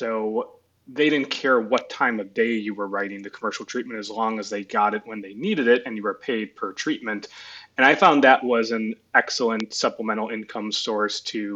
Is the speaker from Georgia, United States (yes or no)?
no; Chicago, Illinois, United States; moved away; I grew up in Chicago, went to USC